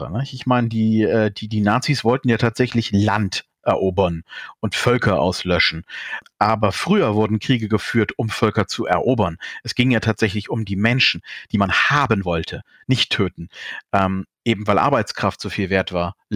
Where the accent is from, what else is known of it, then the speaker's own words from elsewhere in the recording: Berlin, Germany; Als Berliner kann ich